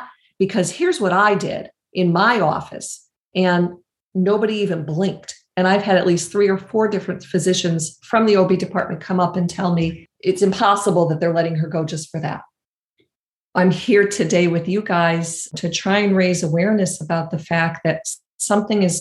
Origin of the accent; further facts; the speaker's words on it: Danbury, Connecticut, United States; I actually was born in Danbury Hospital. I'm from Danbury.